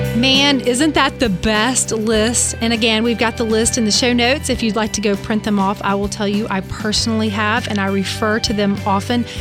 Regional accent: Alabama, United States; I'm from Alabama.

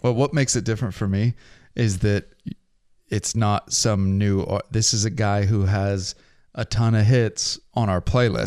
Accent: Pacific Northwest, United States; accent: Pacific Northwest; we both speak Pacific Northwest.

